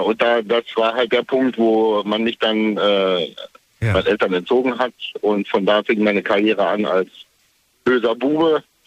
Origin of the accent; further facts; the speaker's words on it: East Germany, Germany; now in Kamen, Germany; ich komm aus der DDR